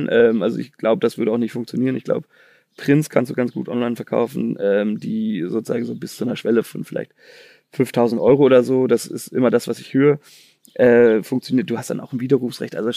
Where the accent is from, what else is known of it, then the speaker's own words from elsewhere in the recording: Chicago, Illinois, United States; weil ich komme irgendwie aus Chicago.